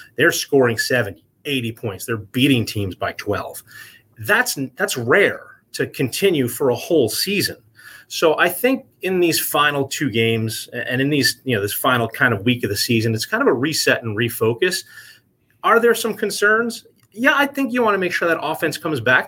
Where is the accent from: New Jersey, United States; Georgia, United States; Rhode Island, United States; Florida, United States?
New Jersey, United States; now in Vermont, United States; was born and raised in New Jersey